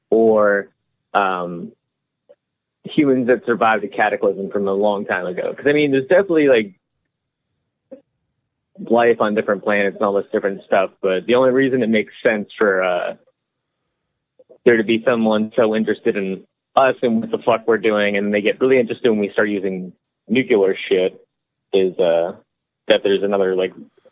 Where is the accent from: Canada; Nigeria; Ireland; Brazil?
Ireland; I'm Irish, so I could definitely believe there was definitely little midget people living on them.